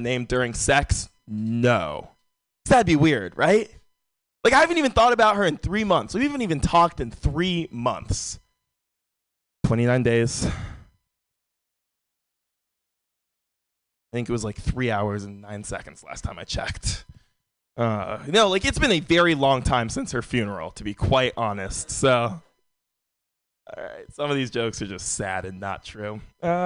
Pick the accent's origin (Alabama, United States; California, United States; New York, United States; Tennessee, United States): California, United States; San Francisco; Born and raised in San Francisco